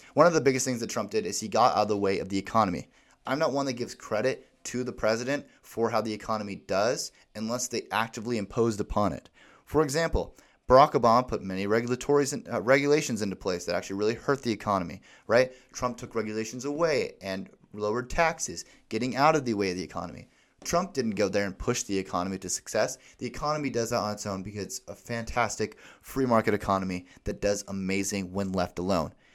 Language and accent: English; Alaska, United States; my hometown in Alaska